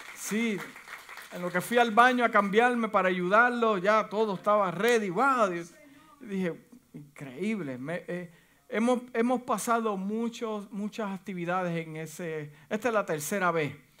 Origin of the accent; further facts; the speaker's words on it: Puerto Rico; moved away as an adult; yo llegué de, la isla de Puerto Rico en el 1900, wow, 1900. En el 1991, yo la pasé fuerte porque es un choque de cultura